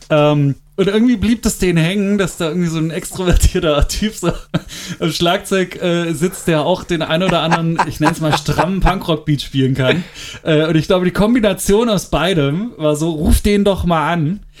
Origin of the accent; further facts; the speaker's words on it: Berlin, Germany; Äh, was du mhm. als Berliner ja nie machst, ne? weil warum sollst du Brandenburger Tor fahren?